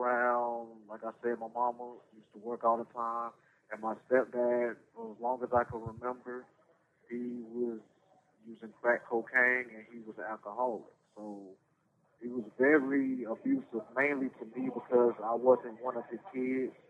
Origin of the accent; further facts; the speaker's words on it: Durham, North Carolina, United States; I was born in Durham, North Carolina, to a Miss Frieda Ward and a Carlton Newman. I grew up in the projects most of my life